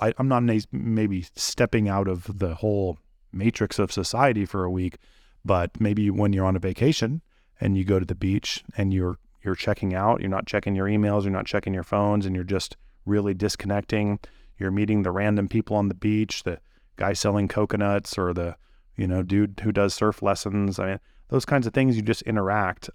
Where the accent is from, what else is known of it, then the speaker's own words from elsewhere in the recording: Santa Cruz, California, United States; I'm from the Bay Area in Santa Cruz, uh, California